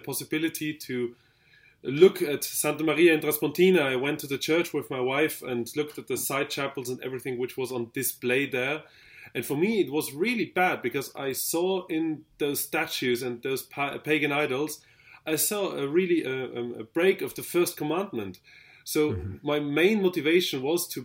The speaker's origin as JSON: {"language": "English", "region": "Vienna", "country": "Austria", "said": "I'm from Vienna in Austria."}